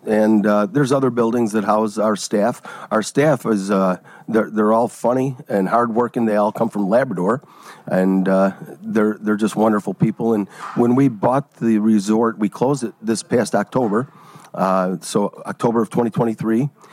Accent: Oak Forest, Illinois, United States; moved away as an adult; also born or lived in Tinley Park; now in Ontario, Canada; I grew up in the southern suburbs, and uh, I, we, I grew up in Oak Forest

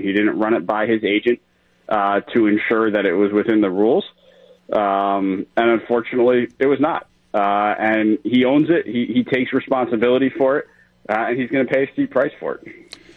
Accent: New York, United States; moved away; I grew up in New York

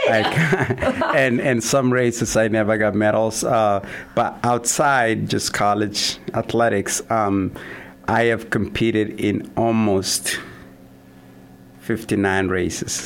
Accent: Kenya; moved away as an adult; also born or lived in Kansas / Vermillion, South Dakota; now in Sioux Falls, United States; I'm originally from Kenya, um, a small town in the southern part of Kenya. Um, was born and raised there.

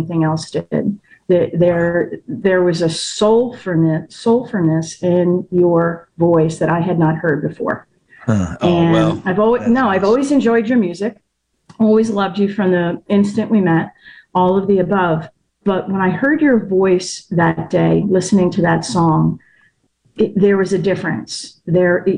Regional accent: northern Delaware, United States; moved away as an adult; I grew up in Delaware, like northern Delaware, about 20 minutes south of Philly. And I'm back in Delaware now

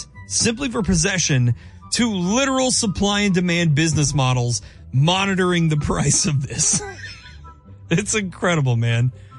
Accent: Kansas, United States; now in Kalamazoo, United States; my home state, Kansas.

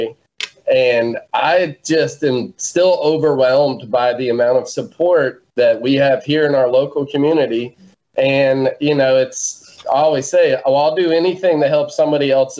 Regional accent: South Mississippi, United States; We're from South Mississippi

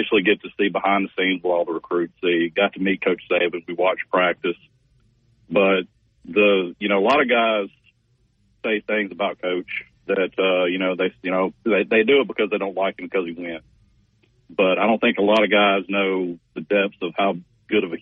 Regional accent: Mobile, Alabama, United States; now in Auburn, United States; born and raised in Mobile

